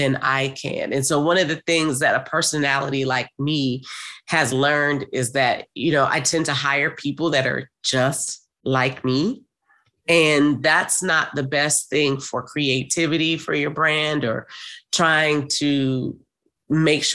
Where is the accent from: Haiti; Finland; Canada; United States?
United States; New Orleans, Louisiana; I'm from New Orleans.